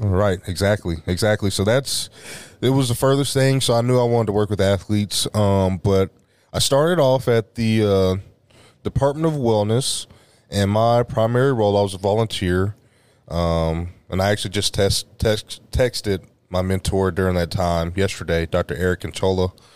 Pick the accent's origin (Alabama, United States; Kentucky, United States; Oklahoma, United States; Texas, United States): Oklahoma, United States; Oklahoma City; I grew up in Oklahoma City, Oklahoma